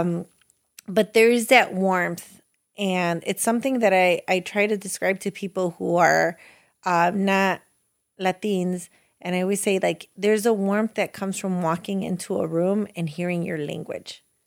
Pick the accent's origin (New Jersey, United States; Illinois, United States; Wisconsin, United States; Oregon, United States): Illinois, United States; Chicago; It begins on Chicago's west side, now probably one of the not so nice neighborhoods